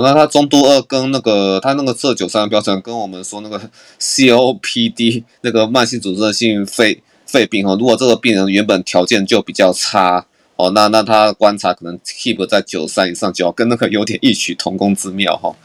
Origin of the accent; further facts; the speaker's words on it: Taiwan; 我们台湾人